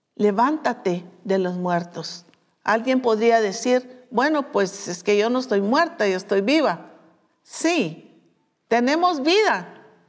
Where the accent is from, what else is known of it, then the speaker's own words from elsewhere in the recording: Guatemala; como decimos nosotros en Guatemala